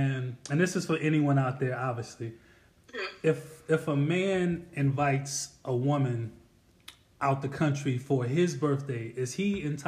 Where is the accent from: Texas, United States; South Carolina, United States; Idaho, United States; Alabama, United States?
South Carolina, United States; I'm originally from South Carolina. That is a fact.